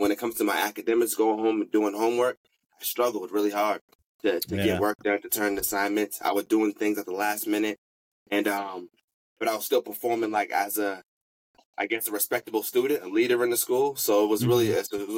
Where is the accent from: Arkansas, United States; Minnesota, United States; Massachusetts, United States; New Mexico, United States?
Massachusetts, United States; Boston; I'm from Boston